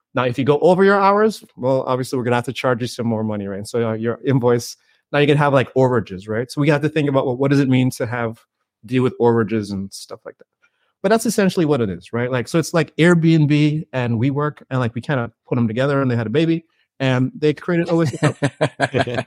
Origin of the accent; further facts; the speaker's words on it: Saint John's, Saint John, Antigua & Barbuda; I grew up in the Caribbean, you know, born and raised in Antigua, Saint John's, Antigua